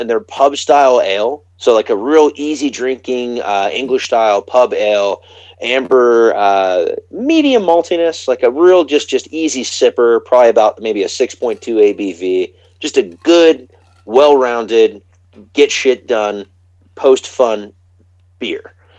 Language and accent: English; United States; I'm an American.